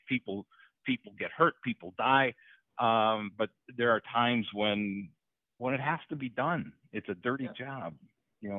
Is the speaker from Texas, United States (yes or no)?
no; Hurley, Wisconsin, United States; born or raised there; moved away